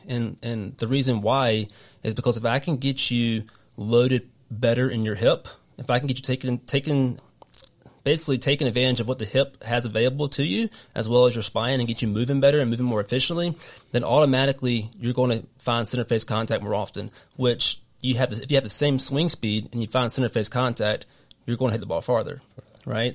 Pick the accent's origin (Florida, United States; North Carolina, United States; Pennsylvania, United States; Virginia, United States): North Carolina, United States; accent: southern; moved away as an adult; now in Rhode Island, United States; I'm originally from North Carolina, if you can't tell in my wicked southern accent.